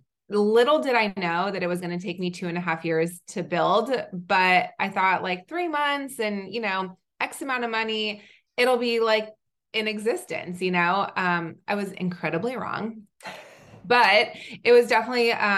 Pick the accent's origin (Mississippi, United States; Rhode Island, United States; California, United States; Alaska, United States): California, United States; Southern; also born or lived in Israel / North Carolina; I am originally from Israel. I grew up mostly in Southern California